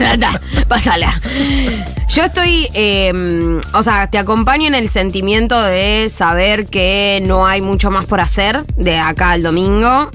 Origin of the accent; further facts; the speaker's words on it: Argentina; nosotros seguiremos siendo argentinos y argentinas